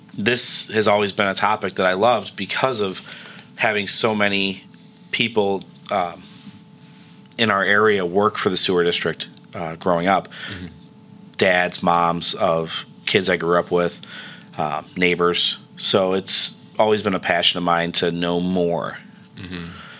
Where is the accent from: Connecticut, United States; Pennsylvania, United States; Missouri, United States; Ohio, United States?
Ohio, United States; Cuyahoga Heights; born or raised there